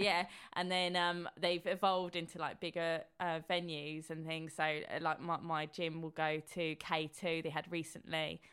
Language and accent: English; Horsham, South East England, United Kingdom; I grew up in Horsham